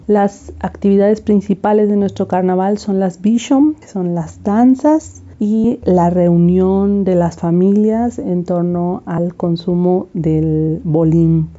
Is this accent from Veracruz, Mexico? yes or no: yes; Chontla, Veracruz, Mexico; soy originaria de San Francisco, municipio de Chontla, en la Huasteca Veracruzana